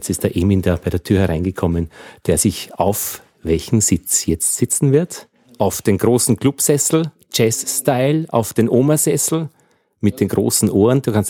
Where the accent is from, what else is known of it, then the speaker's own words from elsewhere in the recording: Altheim, Upper Austria, Austria; Das Bier ist kühl äh, und kommt aus meiner Heimatgemeinde in Oberösterreich, aus